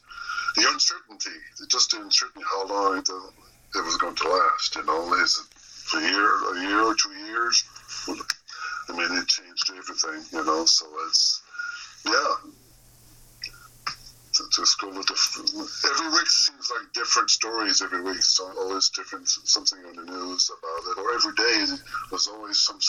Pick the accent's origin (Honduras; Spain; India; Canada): Canada; Moncton, New Brunswick; here in my hometown in Moncton, New Brunswick